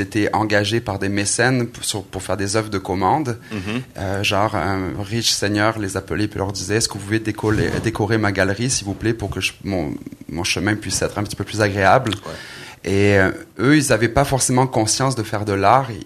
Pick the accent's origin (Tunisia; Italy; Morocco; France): France; Aix-en-Provence, Provence-Alpes-Côte d'Azur; moved away as an adult; also born or lived in Marseille; now in Quebec, Canada; né en France, dans le sud de la France, à Marseille, euh, Aix-en-Provence plus précisément.